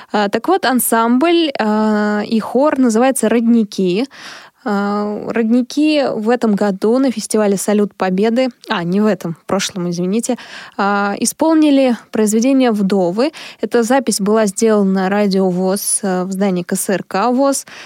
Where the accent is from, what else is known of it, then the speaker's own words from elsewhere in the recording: Bryansk Oblast, Russia; А, я из Брянской области